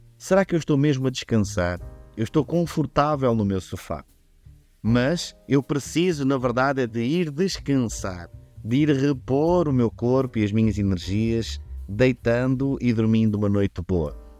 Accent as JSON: {"language": "Portuguese", "town": "Vila Real", "region": "Norte", "country": "Portugal", "said": "eu sou de Vila Real"}